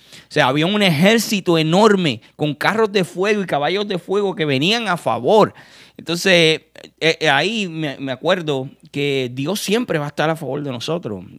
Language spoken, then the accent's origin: Spanish; Puerto Rico; yo que soy de Puerto Rico